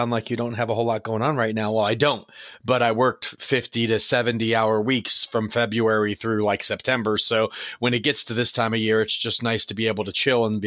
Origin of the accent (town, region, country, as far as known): St. Petersburg, Florida, United States; born or raised there; also born or lived in New York